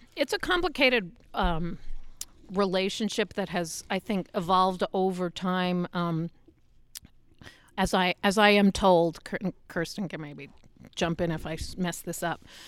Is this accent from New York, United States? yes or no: yes; New York City, New York, United States; moved away as an adult; now in Utah, United States; I grew up in New York. I always lived in New York